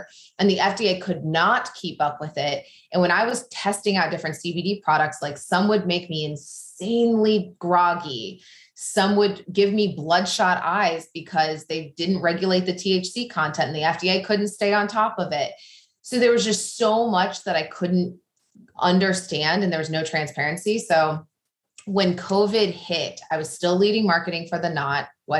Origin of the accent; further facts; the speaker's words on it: Midwest, United States; moved away as an adult; now in New York, United States; So a little about me. I grew up in the Midwest on a farm. And so that is a big part of just who I am. But then after college, I got married at the ripe age of 19 and moved to New York